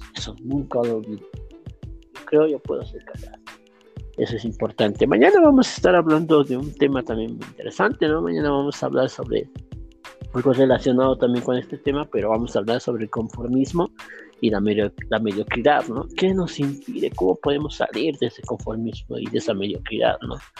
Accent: Uruguay; now in Bolivia; yo soy de, de Uruguay, he nacido allá, pero estoy aquí en Bolivia bastante tiempo, ¿no? Bastantes años

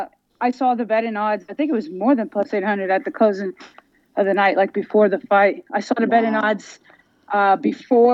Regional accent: United States; I was born here in America, but my parents are born and raised in Jamaica

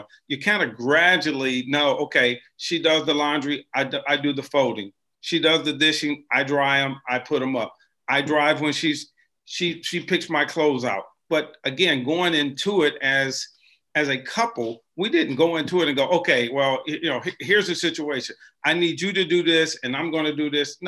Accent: Cleveland, Ohio, United States; now in Cincinnati, United States; I'm from Cleveland.

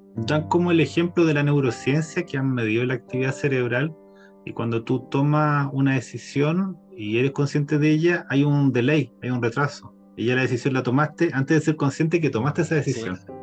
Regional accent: Chile; nosotros como chilenos

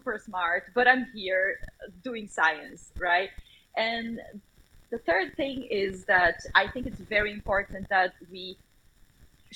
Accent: Brazil; English is a second language; moved away; the country that I grew up

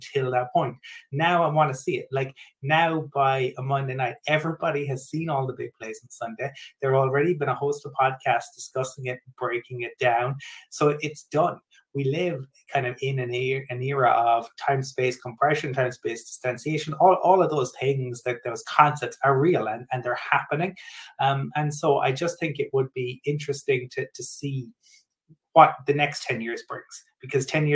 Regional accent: Cork, Munster, Ireland; from Cork, which is my hometown.

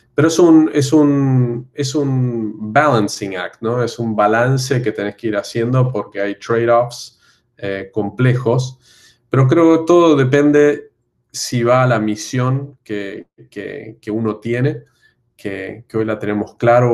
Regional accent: Argentina; moved away as an adult; now in Brazil; siendo argentino, habiendo vivido en Argentina 30 años

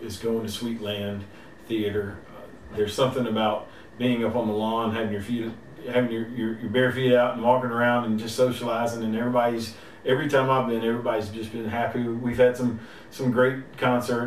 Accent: LaGrange, Georgia, United States; I'm from LaGrange.

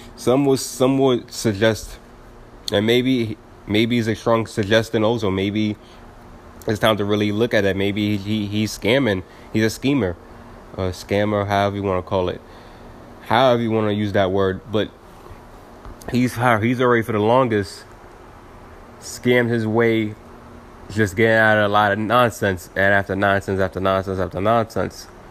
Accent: New York City, New York, United States; I'm from East New York at that time

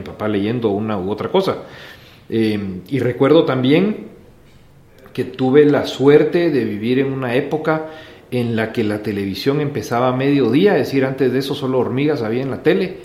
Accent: Guatemala; also born or lived in Switzerland; nací en Suiza, vos, nací en Suiza. Mi papá es suizo, mi mamá es guatemalteca

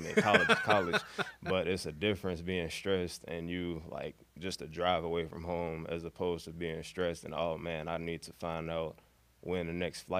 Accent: Chicago, Illinois, United States; moved away as an adult; now in Carbondale, United States; growing up in Chicago, like the neighborhood I was in, I was around a lot of park districts and park areas

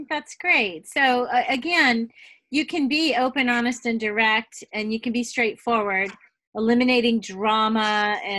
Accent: the South, United States; especially because I am from the South and I am known to be, you know, Susie Sunshine, that sort of thing.

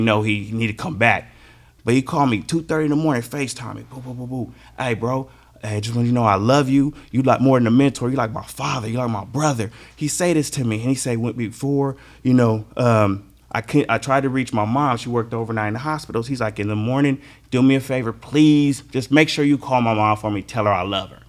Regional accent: California, United States; I'm from California

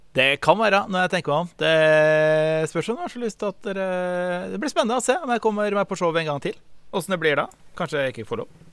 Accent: Østfold, Norway; da jeg var ung i Østfold.

